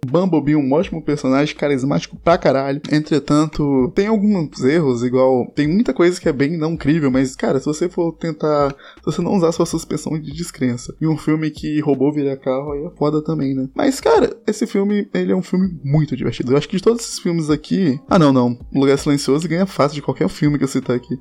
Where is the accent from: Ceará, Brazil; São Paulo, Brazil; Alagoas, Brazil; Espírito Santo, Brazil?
Espírito Santo, Brazil; Eu sou capixaba